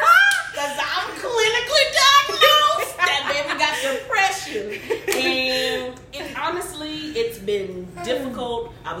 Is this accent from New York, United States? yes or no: yes; Long Island, New York, United States; now in Georgia, United States; I'm from Long Island, New York. I've been in Georgia now for about 3 years.